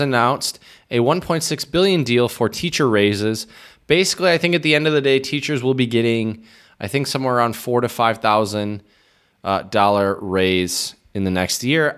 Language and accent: English; Midwest, United States; moved away as an adult; also born or lived in Michigan; now in Czech Republic; as a Midwesterner